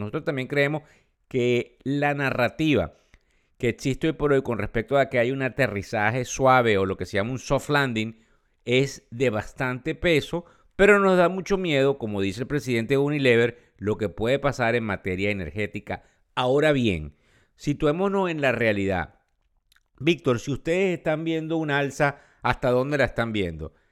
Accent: Venezuela; quienes somos venezolanos

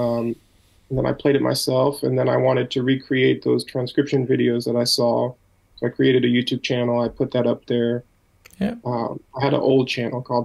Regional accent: United States; also born or lived in Minnesota; being an American

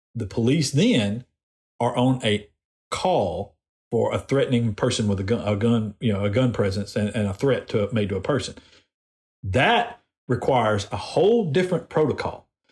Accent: Decatur, Alabama, United States; moved away; i am from Decatur. Um, I know a bunch of people in Decatur still. My parents still live in Decatur, and most of my family still lives there

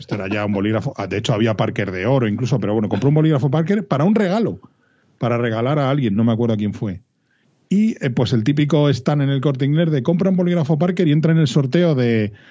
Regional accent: Madrid, Community of Madrid, Spain

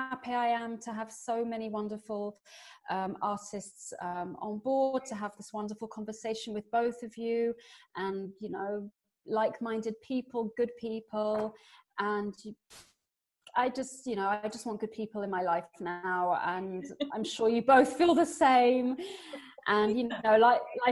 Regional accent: England, United Kingdom; now in Paris, France; I'm English

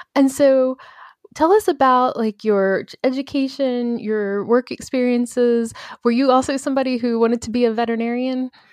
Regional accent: Baltimore, Maryland, United States; I'm from Baltimore.

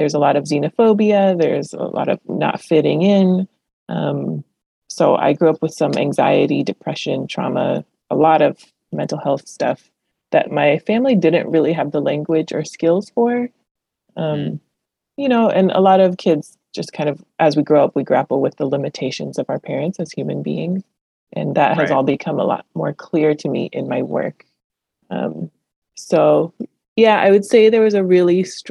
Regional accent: Los Angeles, California, United States; English is a second language; my sister and I were born here in Los Angeles.

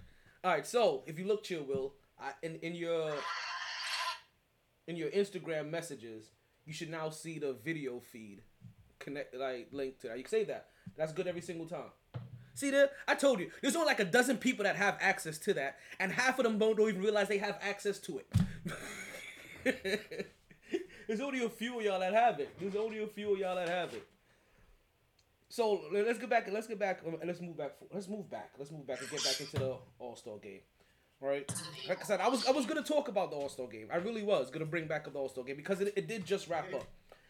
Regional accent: New York City, New York, United States; I'm from Brooklyn all day, baby.

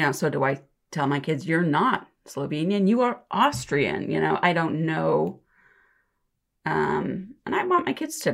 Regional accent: Geauga County, Ohio, United States; moved away as an adult; also born or lived in Cuyahoga County, Ohio; now in Lorain County, United States; I grew up actually in Geauga County. So I moved to Cuyahoga County and then out to Lorain probably about 25 years ago.

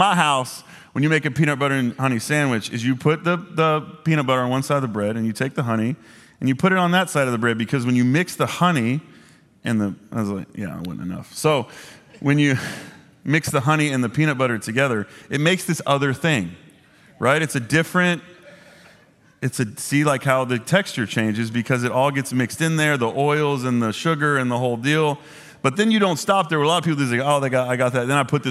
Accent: Dallas, Texas, United States; I grew up here in Dallas. I don't know if this is like a Southern original thing.

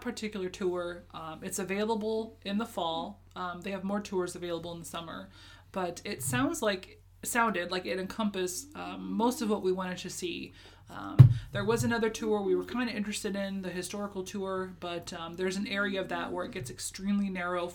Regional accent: Alaska, United States; also born or lived in Japan / Kentucky; I was born and raised in Alaska, lived here almost my entire life, with the exception of 1 year in Japan and 2 years in Kentucky with you.

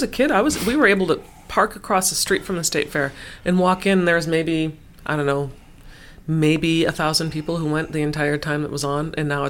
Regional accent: Minnesota, United States; We are so Minnesotan.

